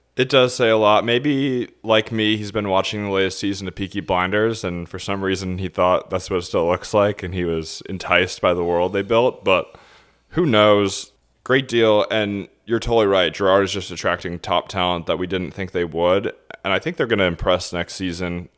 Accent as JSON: {"language": "English", "country": "United States", "said": "as an American"}